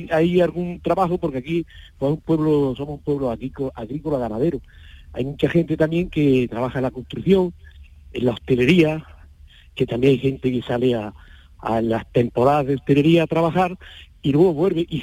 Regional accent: Darro, Andalusia, Spain; Y quise quedarme pues en mi pueblo donde nací

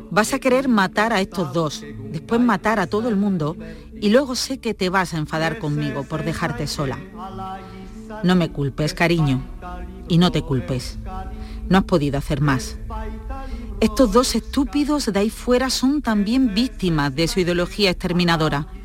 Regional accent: Basque Country, Spain; mucha épica de lo diferentes que somos los vascos, tan antiguos, tan ancestrales, perdidos en la noche de los tiempos.

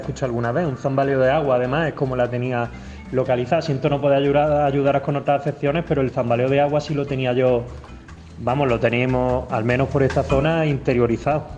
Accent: south of Jaén, Andalusia, Spain; yo soy del sur de Jaén, lindando con Córdoba y Granada

